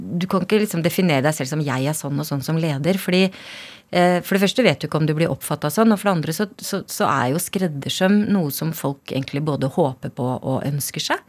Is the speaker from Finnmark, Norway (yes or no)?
no; Sarpsborg, Østfold, Norway; Jeg vokste opp i Kullås